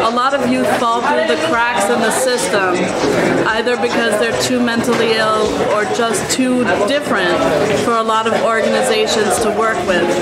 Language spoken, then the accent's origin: English; Puerto Rico; now in Bronx, United States; I live in the Bronx. I'm originally from Puerto Rico.